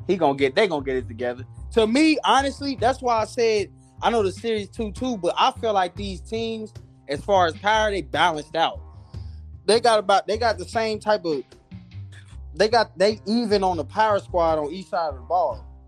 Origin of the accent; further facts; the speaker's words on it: Kansas City, Missouri, United States; I'm from Kansas City, Missouri